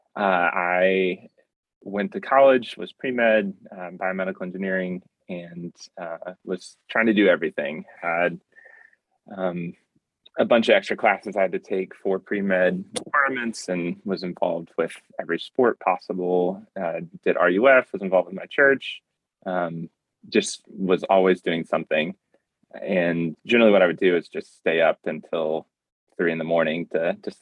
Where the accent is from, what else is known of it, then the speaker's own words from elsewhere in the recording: outside of Columbia, South Carolina, United States; I grew up in South Carolina, outside of Columbia